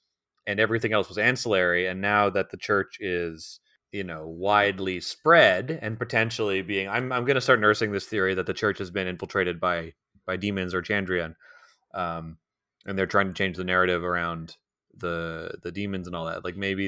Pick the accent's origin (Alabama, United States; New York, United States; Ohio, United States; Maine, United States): New York, United States; Brooklyn; I'm actually from Brooklyn, but I went to simple country law school.